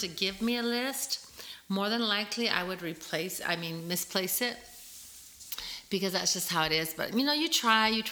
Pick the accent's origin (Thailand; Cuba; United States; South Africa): United States; moved away; also born or lived in San Diego, California / El Paso, Texas; for my first Northern 11 years of my life, I was raised in San Diego, California, in El Paso, Texas